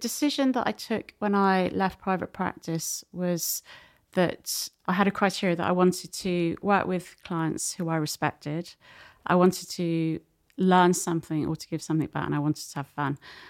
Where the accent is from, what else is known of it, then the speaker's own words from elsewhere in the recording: North West England, United Kingdom; accent: Scouse; no one was going to pay you to work in the city with a Scouse accent.